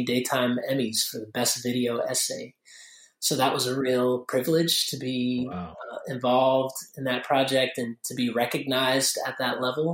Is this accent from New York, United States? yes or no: no; Durham, North Carolina, United States; I'm based here in Durham, North Carolina, in the southern city of Durham, and was born and raised here